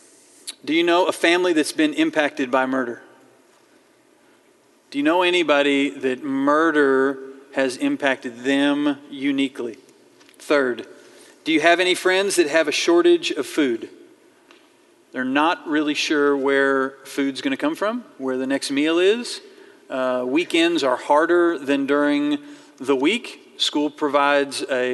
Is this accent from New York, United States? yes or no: no; Fayetteville, Arkansas, United States; I grew up in Fayetteville. I was born here. I was raised here